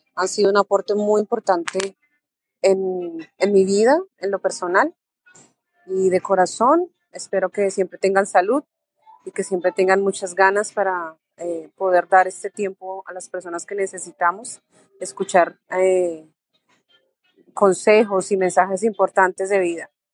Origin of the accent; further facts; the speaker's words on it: Colombia; moved away as an adult; now in Miami, United States; soy colombiana, pero vivo en Miami hace casi 15 años